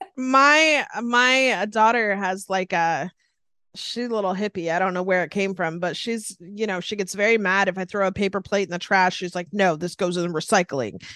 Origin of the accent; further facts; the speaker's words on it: Sacramento, California, United States; born and raised in the house I'm hanging out in right now